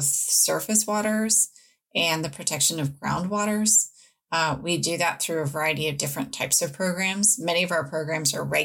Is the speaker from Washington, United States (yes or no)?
yes; Pacific Northwest, Washington, United States; now in Oregon, United States; I grew up in the Pacific Northwest in Washington